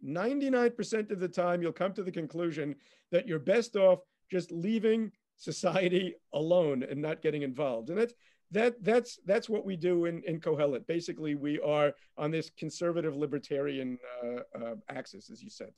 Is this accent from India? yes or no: no; United States; moved away as an adult; now in Israel; I, I grew up in America